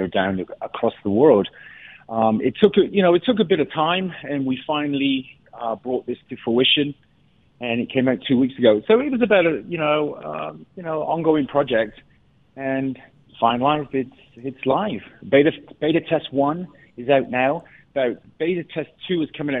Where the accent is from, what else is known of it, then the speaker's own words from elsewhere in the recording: England, United Kingdom; I'm English